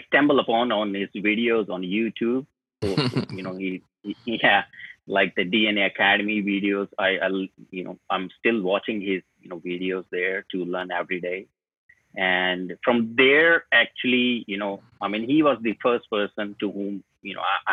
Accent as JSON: {"language": "English", "town": "New Delhi", "region": "Delhi", "country": "India", "said": "I'm from India, New Delhi, the capital."}